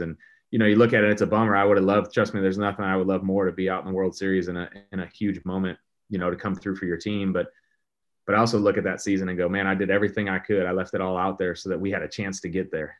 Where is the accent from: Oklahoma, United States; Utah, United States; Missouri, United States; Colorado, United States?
Missouri, United States; St. Louis; growing up as a kid here in Saint Louis